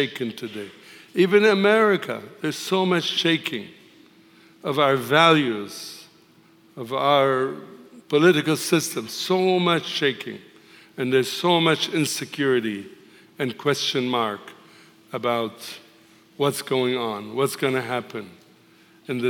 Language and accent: English; Tripoli, North Governorate, Lebanon; now in United States; I was born and raised in a Muslim city called Tripoli in the northern country of Lebanon